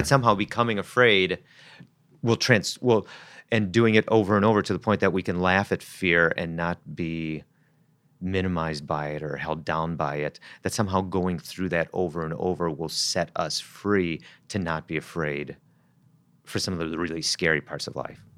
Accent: Wisconsin, United States; I grew up in Wisconsin

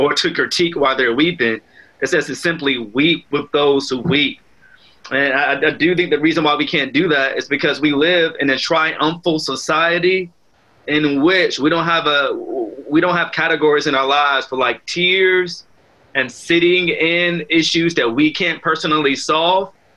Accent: Southeast Virginia, United States; as an African American man, I grew up in Southeast uh, Virginia

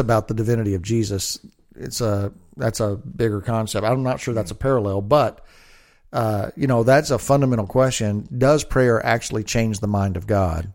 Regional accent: United States; I'm an American

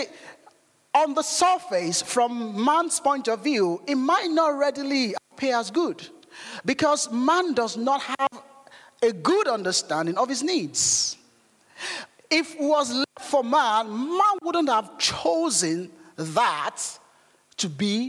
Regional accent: Nigeria; moved away; growing up in Nigeria

